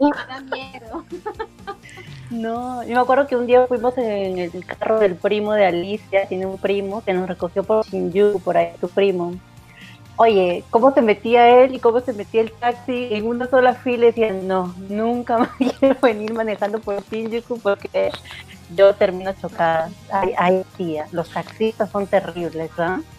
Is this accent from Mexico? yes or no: no; Lima, Peru; now in Japan; Yo vengo de Perú, de, de una zona caliente, como es la Victoria